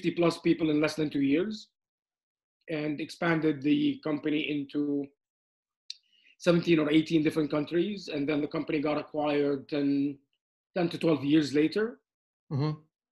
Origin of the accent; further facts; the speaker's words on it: Amman, Amman Governorate, Jordan; now in Canada; I was born in Amman, Jordan, and I moved to Canada with my family, with my parents in 1986. I finished high school and university here